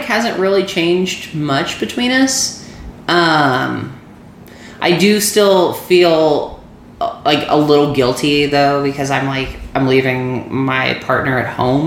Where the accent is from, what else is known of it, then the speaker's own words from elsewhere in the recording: Missouri, United States; I'm from Missouri